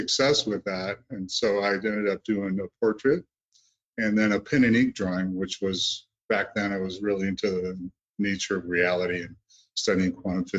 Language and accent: English; Great Lakes, United States; I grew up on the Great Lakes